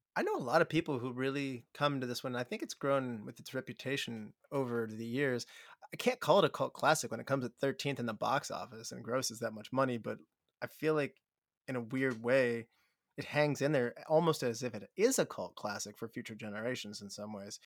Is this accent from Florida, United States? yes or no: no; West Virginia, United States; moved away; I'm from West Virginia initially